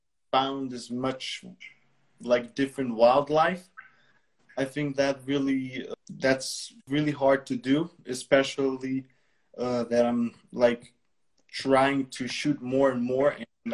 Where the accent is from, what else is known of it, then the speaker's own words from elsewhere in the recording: Bled, Upper Carniola, Slovenia; English is a second language; I'm from Slovenia, from Bled, city Bled. I'm 19 years old